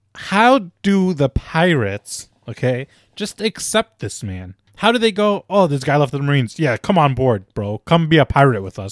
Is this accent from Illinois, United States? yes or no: yes; Chicago, Illinois, United States; we are all from Chicago